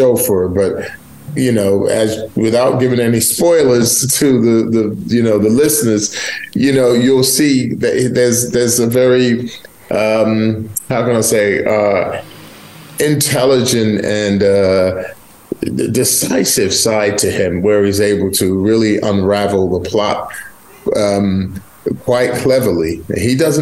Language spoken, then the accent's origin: English; United Kingdom; being British